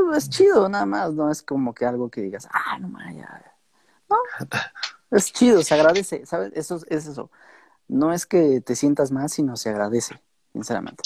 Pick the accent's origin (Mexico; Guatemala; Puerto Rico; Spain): Mexico; nosotros como mexicanos